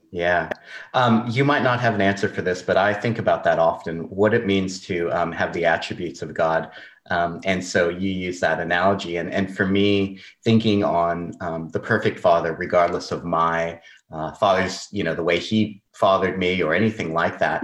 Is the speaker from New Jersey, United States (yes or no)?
no; Southern California, United States; moved away as an adult; I'm from Southern California